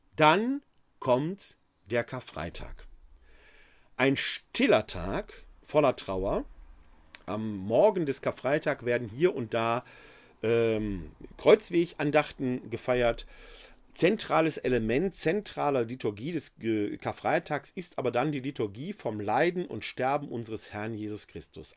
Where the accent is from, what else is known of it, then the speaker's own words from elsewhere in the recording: Ruhr area, North Rhine-Westphalia, Germany; moved away as an adult; now in Wuppertal, Germany; Gebürtig komme ich aus dem Ruhrgebiet